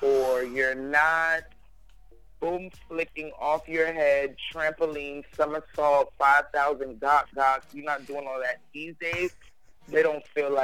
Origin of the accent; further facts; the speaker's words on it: New York City, New York, United States; now in New Jersey, United States; I'm from Crown Heights originally